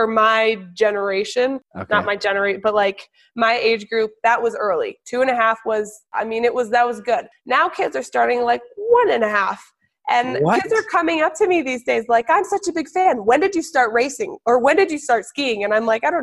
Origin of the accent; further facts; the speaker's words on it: New Hampshire, United States; also born or lived in Colorado; I was born in Colorado. And then when I was seven and a half, we all moved to New Hampshire.